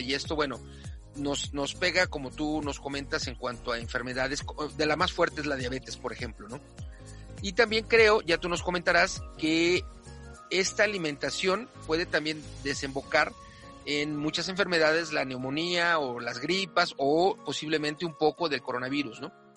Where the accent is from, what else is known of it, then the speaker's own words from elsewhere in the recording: Mexico City, Mexico; las que nacimos aquí, yo nací en la Ciudad de México